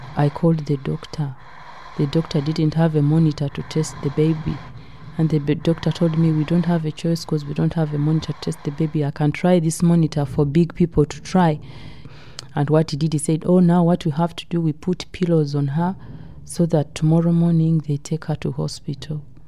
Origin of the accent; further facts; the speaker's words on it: Uganda; moved away as an adult; now in United Kingdom; I came with an agent from Uganda to Gatwick Airport